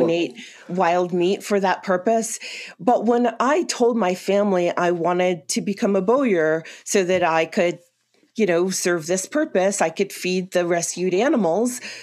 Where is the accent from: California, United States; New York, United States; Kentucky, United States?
New York, United States; New York City; moved away as an adult; now in Colorado, United States; I'm originally from New York City, uh, born and raised in a little greenhouse in Queens, New York